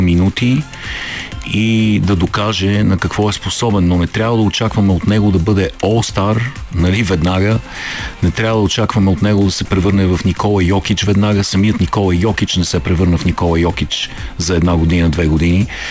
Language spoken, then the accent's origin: Bulgarian; Bulgaria; като българи